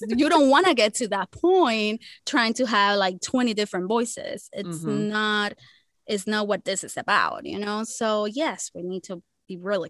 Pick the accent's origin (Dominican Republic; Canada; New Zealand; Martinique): Dominican Republic; first language Spanish; English is a second language; where I come from, because I'm from Dominican Republic. I'm from the Caribbean.